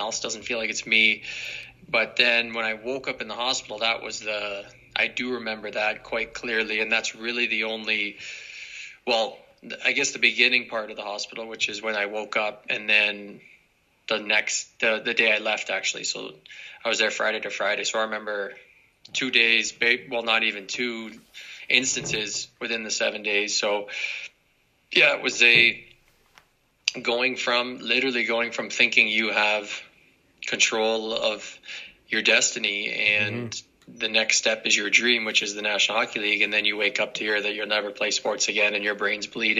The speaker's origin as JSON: {"language": "English", "area": "near Brampton", "region": "Ontario", "country": "Canada", "tie": "born or raised there", "said": "my hometown wasn't far from Brampton"}